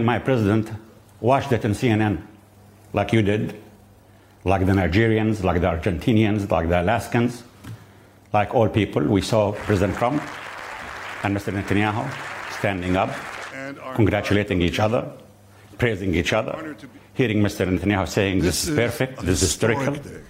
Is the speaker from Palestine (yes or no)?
yes; Jericho, West Bank, Palestine; The point is, I'm sitting in Jericho, 2 kilometers from the Jordan River. From my hometown, Jericho, and the Jordan River to the Mediterranean, I, the Christian and Muslim Palestinian